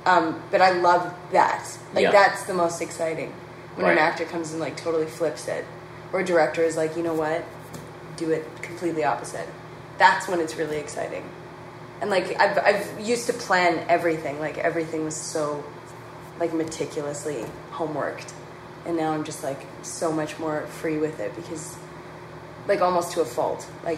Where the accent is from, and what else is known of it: Regina, Saskatchewan, Canada; born or raised there